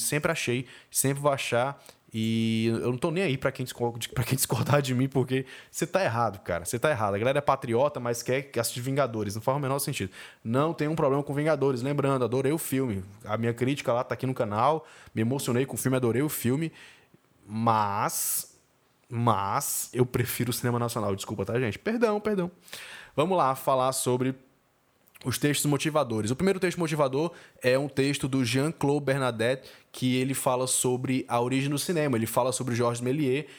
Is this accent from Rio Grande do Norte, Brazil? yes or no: no; Fortaleza, Ceará, Brazil; eu estudei lá, sou de Fortaleza